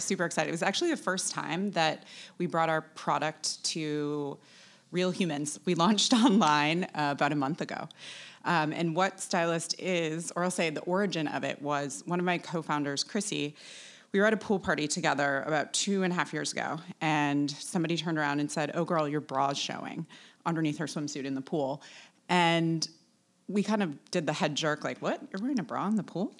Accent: Wisconsin, United States; moved away as an adult; also born or lived in New York; now in Daniel Island, United States; I'm originally from Wisconsin

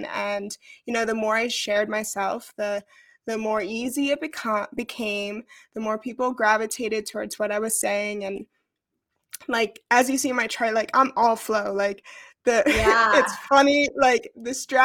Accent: New York, United States; moved away as an adult; I grew up in New York. I started my journey in New York City.

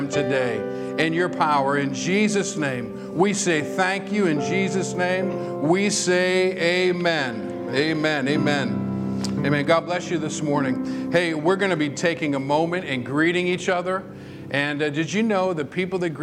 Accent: Whitman, Massachusetts, United States; moved away; I'm from Whitman, Massachusetts

